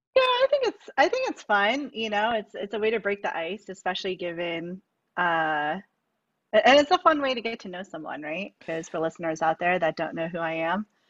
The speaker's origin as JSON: {"language": "English", "region": "New York", "country": "United States", "tie": "born or raised there", "moved": "yes", "lives_now": "San Francisco, United States", "said": "I was born and raised in New York."}